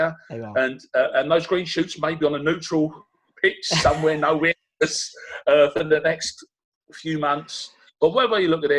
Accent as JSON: {"language": "English", "town": "Rochford", "region": "East of England", "country": "United Kingdom", "tie": "born there", "said": "I was born in Rochford, and for my sins, I love Southend is still my bolt hole."}